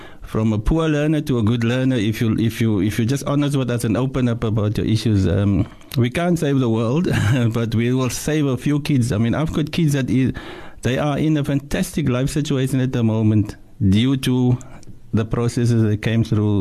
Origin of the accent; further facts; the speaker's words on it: Cape Town, Western Cape, South Africa; I'm from Mannenberg